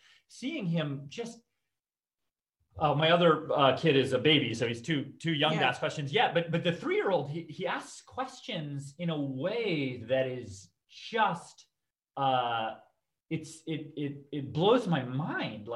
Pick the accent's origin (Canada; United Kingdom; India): Canada; I grew up in Canada, to both my parents are immigrants